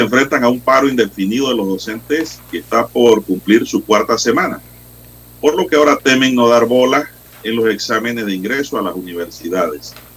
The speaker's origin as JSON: {"language": "Spanish", "country": "Panama", "said": "como panameño"}